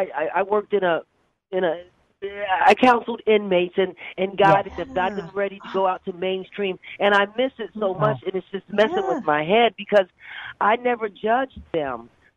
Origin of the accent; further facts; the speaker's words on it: Frankfurt, Hesse, Germany; born there; I was born in Germany, Frankfurt, Germany.